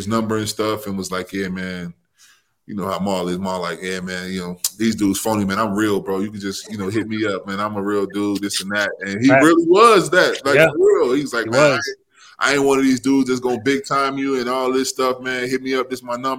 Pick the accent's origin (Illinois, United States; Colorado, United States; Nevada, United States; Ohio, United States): Illinois, United States; Chicago; moved away; I grew up in Chicago